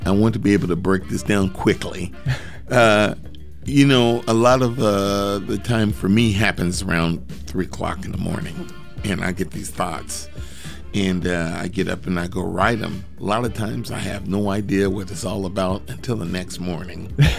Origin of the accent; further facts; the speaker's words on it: Portland, Oregon, United States; during the time I grew up here in Portland